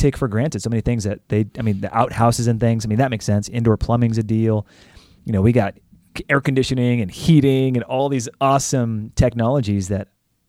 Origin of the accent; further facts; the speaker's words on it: California, United States; I mean, I am as Texan as they become from California